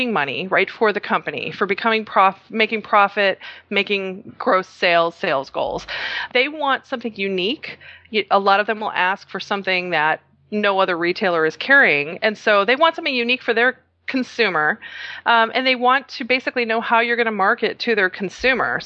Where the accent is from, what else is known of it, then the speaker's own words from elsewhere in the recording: Chicago, Illinois, United States; I'm originally from Chicago, but my parents are from Croatia